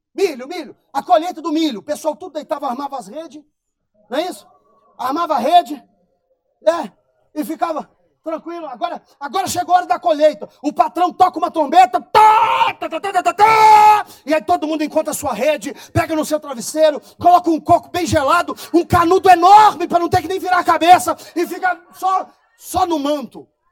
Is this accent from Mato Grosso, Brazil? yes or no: no; Colatina, Espírito Santo, Brazil; also born or lived in Vila Velha; eu sou capixaba. Nascido em Vila Velha, mas eu morava na Grande Colatina